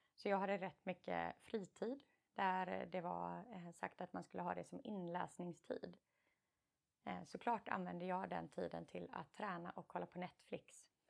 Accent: Karlskrona, Blekinge, Sweden; moved away as an adult; also born or lived in United States / England; jag och min syster är uppvuxna i Karlskrona

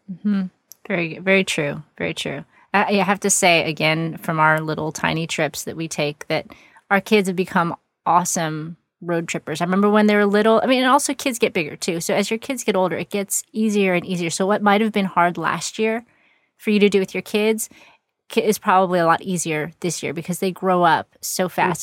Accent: Texas, United States; I live in Texas, which is very big, and to get to any other significant place, it takes several hours for sure

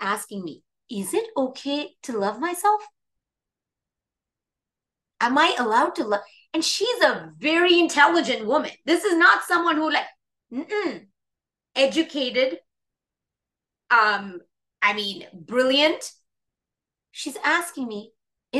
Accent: India; moved away; I grew up in India

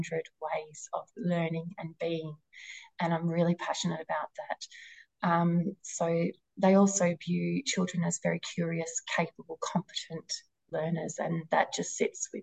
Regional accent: Wynyard, Tasmania, Australia; coming back up to my hometown, Wynyard

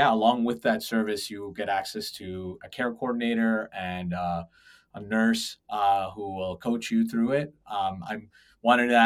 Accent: Toronto, Ontario, Canada; moved away as an adult; now in United States; I was born and raised in Toronto

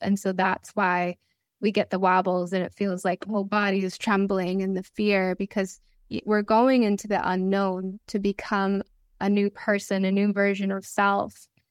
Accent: Connecticut, United States; moved away as an adult; also born or lived in Italy; this was my hometown in Connecticut.

